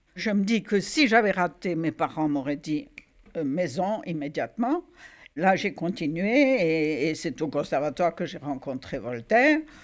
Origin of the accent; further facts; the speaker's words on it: Oran, Oran Province, Algeria; moved away as an adult; je suis née à Oran, Algérie, le 23 novembre 1934